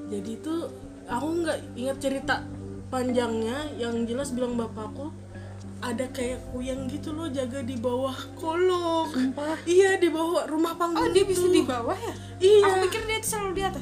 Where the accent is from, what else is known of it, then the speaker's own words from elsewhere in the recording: Kalimantan, Indonesia; kayak setiap kali aku bilang aku orang Kalimantan itu pasti orang itu ada yang bilang uh, bisa nyantet, mbak